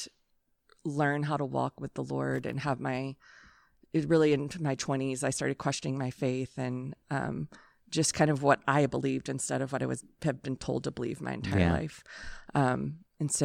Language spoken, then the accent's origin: English; Hull, Texas, United States; I am from the smallest town on earth called Hull, Texas.